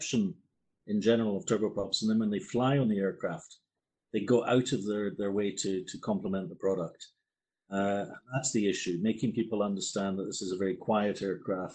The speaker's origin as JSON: {"language": "English", "region": "Scotland", "country": "United Kingdom", "also_born_or_lived": "Netherlands", "moved": "as an adult", "lives_now": "Toulouse, France", "said": "I'm actually Scottish"}